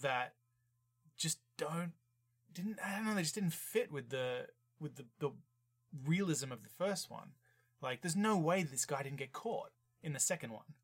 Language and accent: English; Australia; I'm from Australia